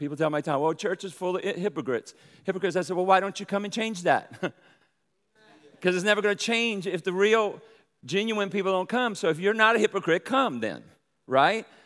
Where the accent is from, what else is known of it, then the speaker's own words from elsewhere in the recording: New Orleans, Louisiana, United States; also born or lived in Brooklyn, New York / Michigan; now in Texas, United States; I'm from New Orleans, raised in, in, uh, in, in New Orleans there, and I have a pretty draw, but I was also born in Brooklyn, New York